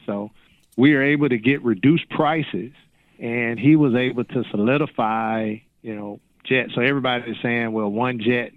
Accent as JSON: {"language": "English", "town": "Jackson", "region": "Mississippi", "country": "United States", "also_born_or_lived": "Houston", "moved": "yes", "lives_now": "Birmingham, United States", "said": "I'm originally from Jackson, Mississippi."}